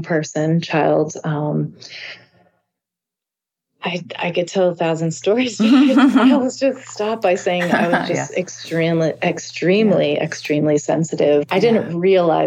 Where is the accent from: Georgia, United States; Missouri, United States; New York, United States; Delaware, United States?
New York, United States; East Fishkill; this area where I grew up, which is called East Fishkill